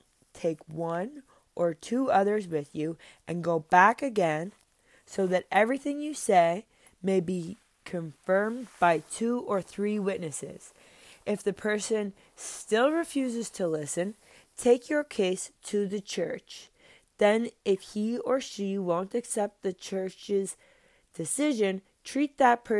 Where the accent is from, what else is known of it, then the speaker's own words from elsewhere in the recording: Cape Breton, Nova Scotia, Canada; I'm from Cape Breton. I grew up going to church in East Bay, Grand Mara, Sydney.